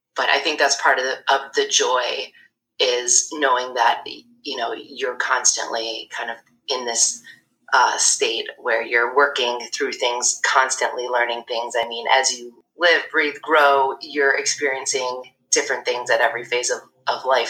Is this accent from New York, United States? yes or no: yes; Syracuse, New York, United States; moved away as an adult; also born or lived in Durham, North Carolina / Brooklyn, New York; I was born and raised in Syracuse